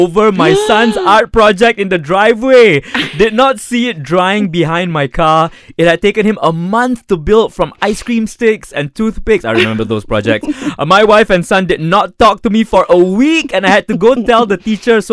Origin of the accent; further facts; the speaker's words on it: Penang, Malaysia; I was from Penang